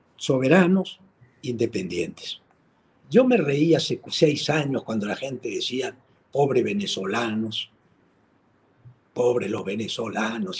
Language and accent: Spanish; Peru; nosotros los peruanos